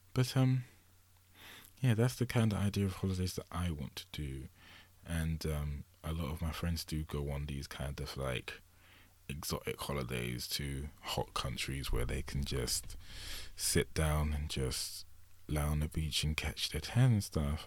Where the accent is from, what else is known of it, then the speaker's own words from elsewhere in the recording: England, United Kingdom; I'm from England.